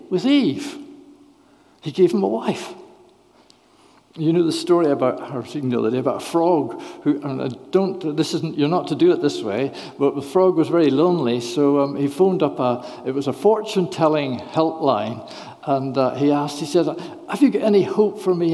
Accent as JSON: {"language": "English", "region": "Northern Ireland", "country": "United Kingdom", "tie": "born or raised there", "moved": "yes", "said": "I'm from Northern Ireland originally"}